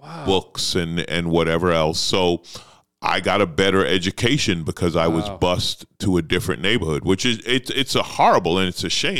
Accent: New York City, New York, United States; But I loved growing up in New York because you're exposed to every culture, right?

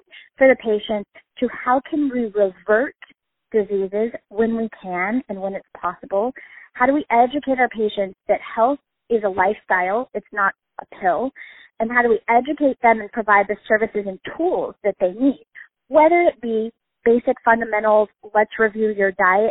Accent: Colorado, United States; I am originally from Colorado

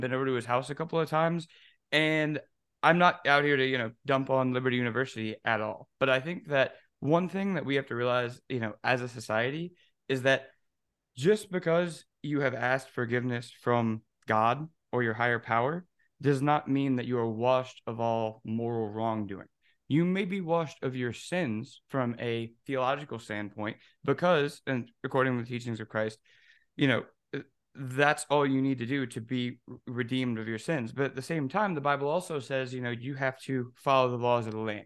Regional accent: Louisiana and Alabama, the South, United States; growing up in the South, in Louisiana and Alabama

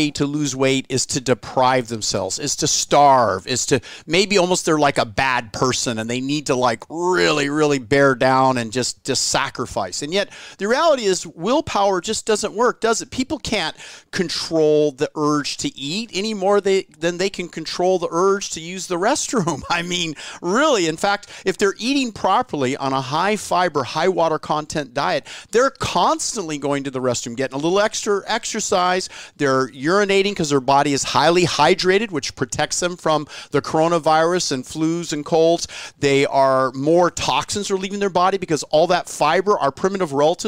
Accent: California, United States; I've lived, born and raised in California my whole life

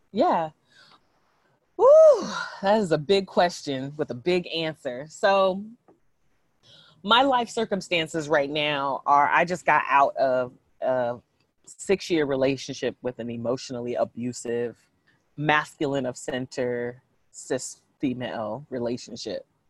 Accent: San Jose, California, United States; also born or lived in San Francisco / Oakland; I grew up in San Jose and spent my adult life in San Francisco and Oakland

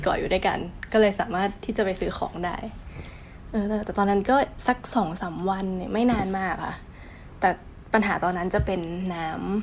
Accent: Chanthaburi, Thailand; moved away as an adult; now in Japan; บ้านอยู่จันทบุรี ที่น้ำท่วมทุกปี

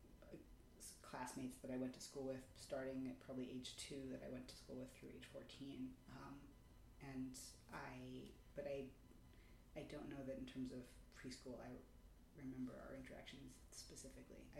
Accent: New York City, New York, United States; I grew up in Manhattan

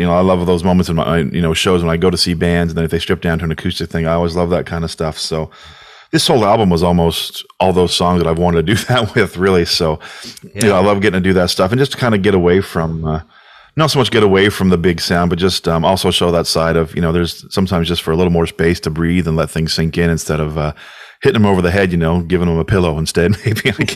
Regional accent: New Brunswick, Canada; also born or lived in Cape Breton; I am from New Brunswick, yeah, but um, I've lived in Cape Breton for a bit

